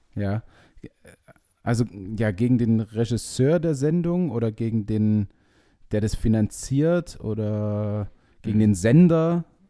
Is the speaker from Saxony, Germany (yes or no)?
yes; Leipzig, Saxony, Germany; bei uns in Leipzig